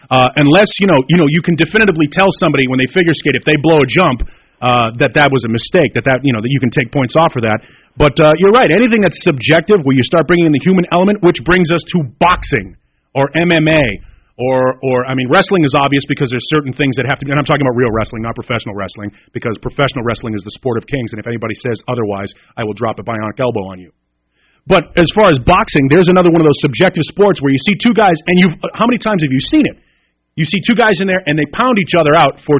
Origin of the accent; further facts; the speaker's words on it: Boston, Massachusetts, United States; now in Kansas City, United States; I'm not even from Kansas City originally. I'm not even from Missouri. I grew up in Boston